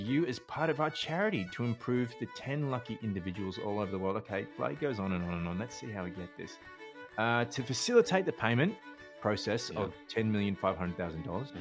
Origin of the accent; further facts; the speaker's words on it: Australia; I'm Australian